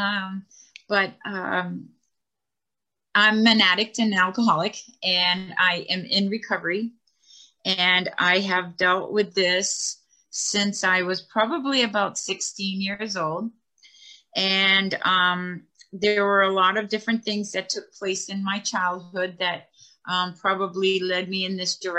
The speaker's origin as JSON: {"language": "English", "area": "Martha's Vineyard", "region": "Massachusetts", "country": "United States", "tie": "born or raised there", "said": "I grew up on Martha's Vineyard. I live in Edgartown"}